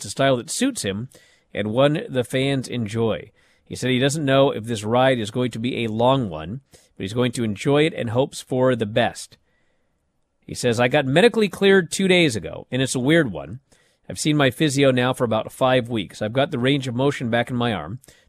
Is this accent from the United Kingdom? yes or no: yes; East of England, United Kingdom; But then I kind of think, I'm from Essex. I didn't think I'd reach this far in my career anyway.